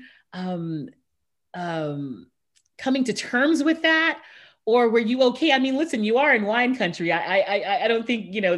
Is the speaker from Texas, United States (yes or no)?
yes; Houston, Texas, United States; I was born and raised in Houston